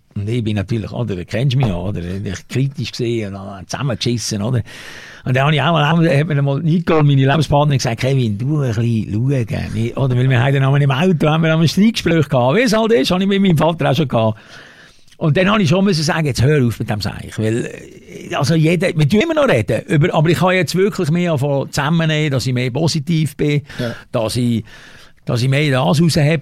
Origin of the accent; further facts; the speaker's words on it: Switzerland; als Schweizer